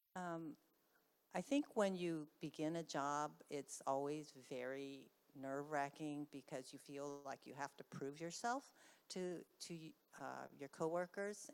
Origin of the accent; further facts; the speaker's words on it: Bay Area, California, United States; I was from the Bay Area